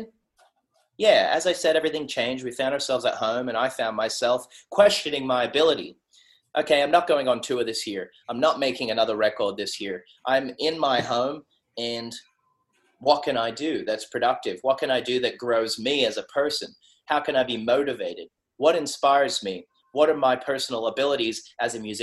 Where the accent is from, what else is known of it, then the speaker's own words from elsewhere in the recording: Sydney, New South Wales, Australia; I'm a kid from Western Sydney. I grew up in South Windsor, 2756